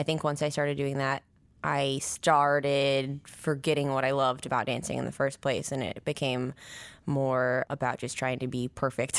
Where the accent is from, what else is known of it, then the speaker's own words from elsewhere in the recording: Nine Mile, near Missoula, Montana, United States; born in Montana, in Missoula. Well, I grew up, like, an hour outside of Missoula, a place called Nine Mile at first